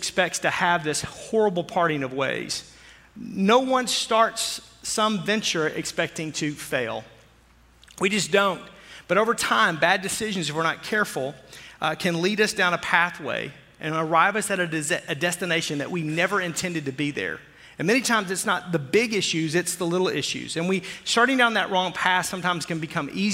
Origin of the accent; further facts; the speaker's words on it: Arkansas, United States; I grew up in Arkansas.